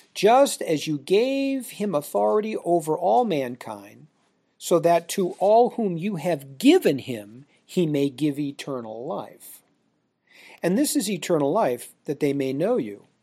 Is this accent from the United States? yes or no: yes; United States; we Americans